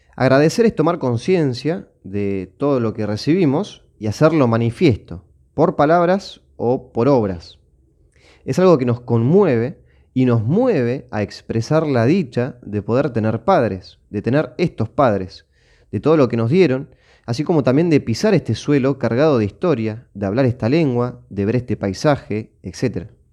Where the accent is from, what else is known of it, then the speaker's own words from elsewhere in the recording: Argentina; mi tierra natal, en este caso eh, Argentina